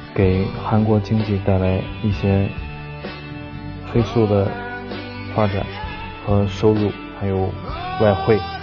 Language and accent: Chinese; China; 作为中国人